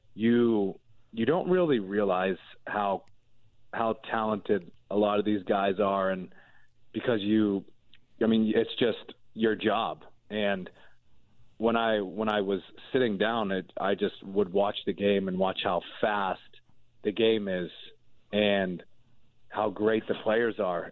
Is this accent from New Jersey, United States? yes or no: no; Pittsburgh, Pennsylvania, United States; I'm from Pittsburgh